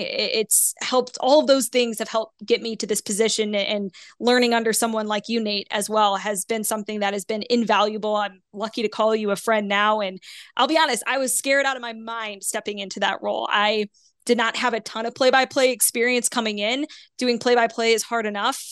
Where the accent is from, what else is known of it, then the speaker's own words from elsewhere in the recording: St. Louis, Missouri, United States; moved away; I'm from Saint Louis originally.